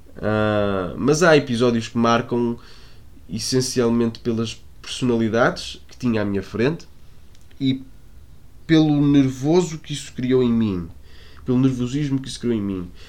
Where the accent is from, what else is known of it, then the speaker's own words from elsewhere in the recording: Porto, Norte, Portugal; eu sou do Porto